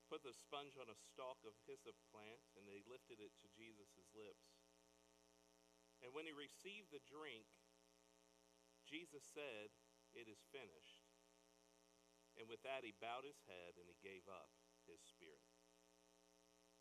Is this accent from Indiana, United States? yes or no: yes; Fort Wayne, Indiana, United States; I grew up in Fort Wayne, Indiana.